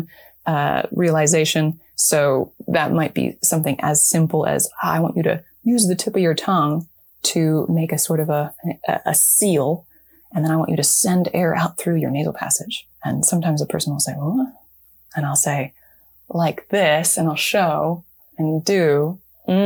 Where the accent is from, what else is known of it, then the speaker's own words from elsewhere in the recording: United States; accent: general American; my home accent, this sort of general American accent